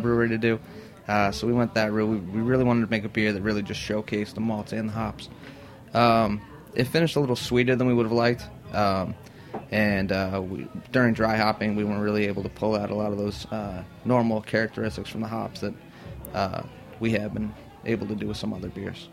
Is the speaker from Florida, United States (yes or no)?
no; Pennsylvania, United States; moved away as an adult; also born or lived in Boston; now in New York, United States; I grew up in Pennsylvania, and uh, I grew up in Pennsylvania. Moved up to Boston right out of high school